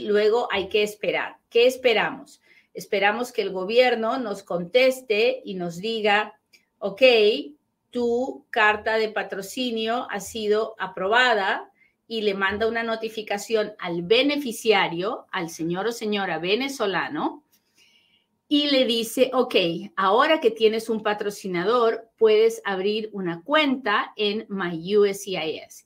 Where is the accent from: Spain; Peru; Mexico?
Peru; soy bien peruana, bien peruana cuando hablo.